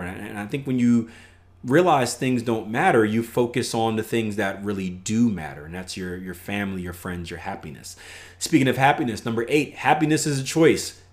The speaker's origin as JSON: {"language": "English", "town": "Philadelphia", "region": "Pennsylvania", "country": "United States", "said": "I come from Philadelphia, P"}